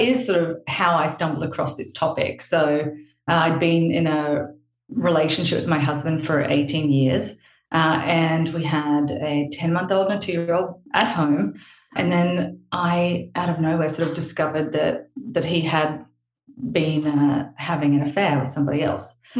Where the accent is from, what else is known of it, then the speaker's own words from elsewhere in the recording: Australia; now in Palm Beach, United States; I'm actually Australian